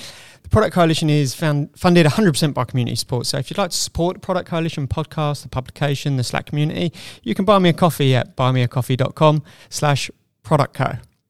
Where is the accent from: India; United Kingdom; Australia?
United Kingdom; England; And it will be in imperial sizes for me because I'm English.